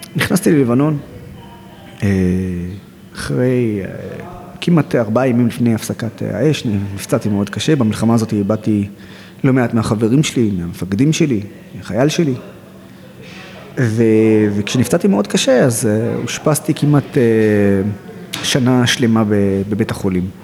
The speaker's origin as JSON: {"language": "Hebrew", "town": "Nazareth", "region": "Northern District", "country": "Israel", "tie": "born or raised there", "also_born_or_lived": "Haifa", "said": "אני נולדתי בעיר חיפה, שזו העיר המעורבת הכי גדולה בארץ, וגדלתי בעיר נצרת, שזו העיר הערבית הכי גדולה בארץ"}